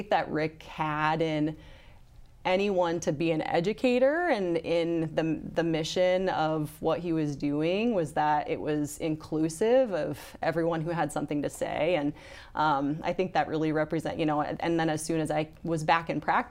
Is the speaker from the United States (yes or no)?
yes; Brookings, South Dakota, United States; I'm from Brookings